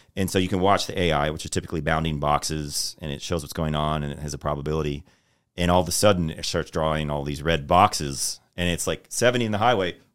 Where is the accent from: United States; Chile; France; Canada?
United States; Texas; also born or lived in New York; I'm originally from New York, but I grew up in Texas